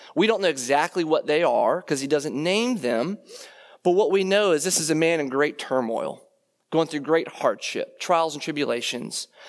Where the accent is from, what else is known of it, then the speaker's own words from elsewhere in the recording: Leesburg, Virginia, United States; moved away; I grew up in Leesburg, Virginia, and I did go to Stonebridge